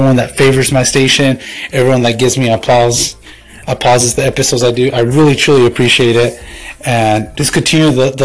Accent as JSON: {"language": "English", "town": "Tucson", "region": "Arizona", "country": "United States", "tie": "born or raised there", "said": "here in my hometown of Tucson, AZ"}